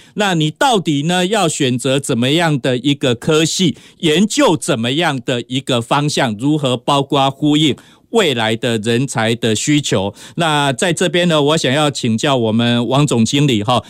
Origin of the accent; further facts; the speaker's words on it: Taiwan; 我们台湾话